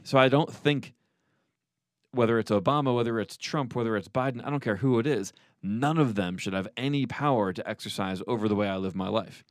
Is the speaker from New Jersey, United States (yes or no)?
no; New York City, New York, United States; moved away; I'm from New York City